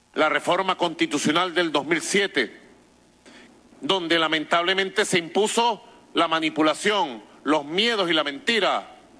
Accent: Venezuela; nosotros los venezolanos

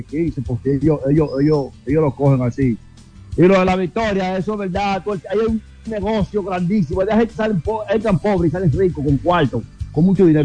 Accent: Barahona, Dominican Republic; now in Santo Domingo, Dominican Republic; soy de Barahona, y, pero vivo aquí en Santo Domingo

